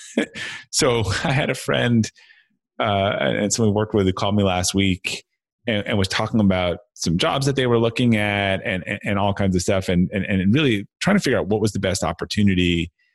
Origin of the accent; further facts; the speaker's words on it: Brookline, Massachusetts, United States; I grew up outside of uh, Boston, uh, Massachusetts, in a, in a town called uh, Brookline